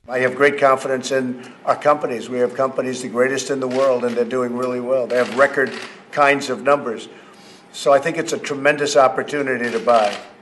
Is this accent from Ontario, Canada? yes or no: yes; Ottawa, Ontario, Canada; I'm from Ottawa, of course.